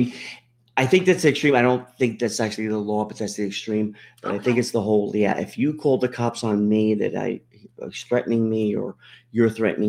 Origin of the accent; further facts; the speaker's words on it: Pennsylvania, United States; growing up in Pennsylvania